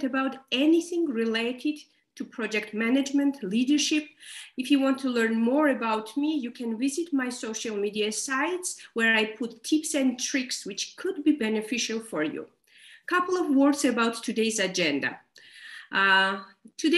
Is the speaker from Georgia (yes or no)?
yes; Georgia; I'm from Georgia, Caucasus region